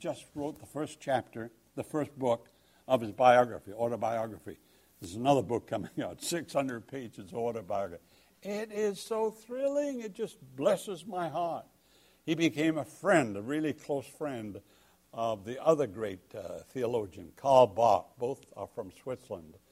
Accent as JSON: {"language": "English", "region": "England", "country": "United Kingdom", "said": "I'm English."}